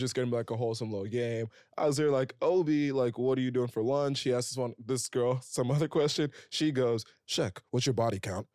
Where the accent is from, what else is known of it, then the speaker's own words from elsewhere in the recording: Princeton, New Jersey, United States; now in New York, United States; I grew up around the Princeton area